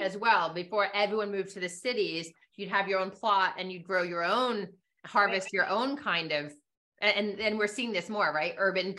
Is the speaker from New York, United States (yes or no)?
no; Southern California, United States; also born or lived in Singapore; I grew up in Southern California